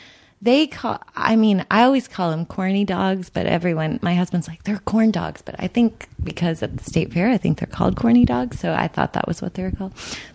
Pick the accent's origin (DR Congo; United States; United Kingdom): United States; Dallas, Texas; now in Los Angeles, United States; I'm from Dallas.